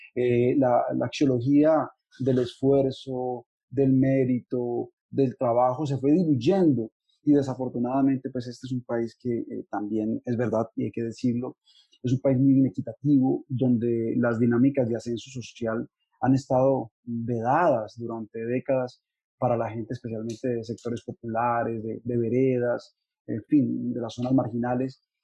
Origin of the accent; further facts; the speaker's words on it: Tuluá, Valle del Cauca, Colombia; nací en Tuluá, es un pueblo del norte del valle